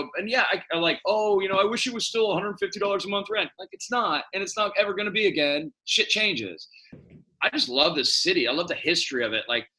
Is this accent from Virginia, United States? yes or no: no; San Francisco, California, United States; I was born here 55 years ago. It's not the same city, but it is. And what I love about San Francisco, it is still fucking San Francisco.